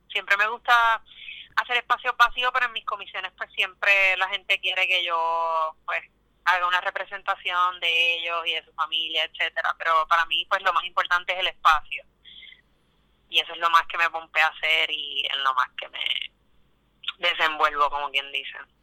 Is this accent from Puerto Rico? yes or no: yes; Quebradillas, Puerto Rico; moved away as an adult; also born or lived in Arecibo, Puerto Rico / San Juan, Puerto Rico; now in Brooklyn, United States; Yo soy de Quebradillas, Puerto Rico, nací en Arecibo, pero fui criada en Quebradillas, toda mi vida viví en Quebradillas